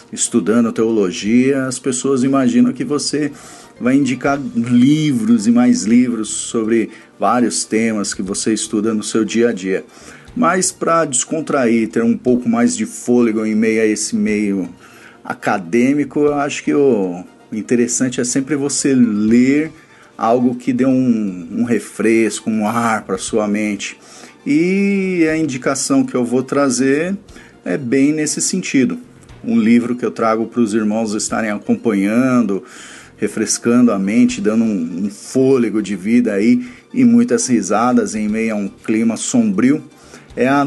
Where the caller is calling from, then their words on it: São Paulo, Brazil; Aqui quem fala é … sou aqui de São Paulo, um grande ouvinte de todo o conteúdo do portal BTcast.